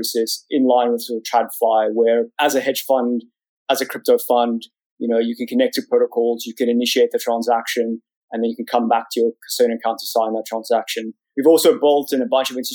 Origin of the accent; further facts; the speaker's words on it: South Africa; moved away as an adult; now in London, United Kingdom; You can probably tell from my funny accent, I grew up in South Africa